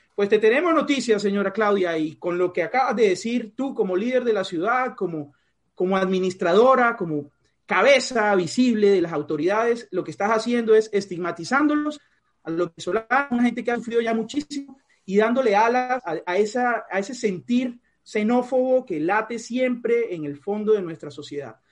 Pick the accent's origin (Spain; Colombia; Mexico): Colombia; Colombian Caribbean coast, Caribbean Region; soy costeño